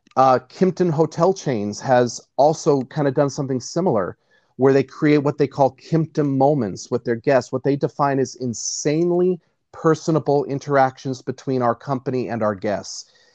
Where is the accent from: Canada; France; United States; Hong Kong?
United States; Nashville, Tennessee; I grew up in the deep south. I grew up in uh, born and raised in Nashville, Tennessee.